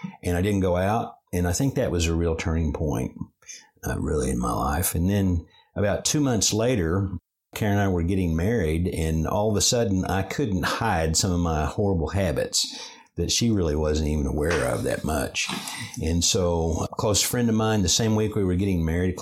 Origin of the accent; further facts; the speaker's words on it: Chickasha, Oklahoma, United States; grew up in Chickasha, Oklahoma. That's my hometown.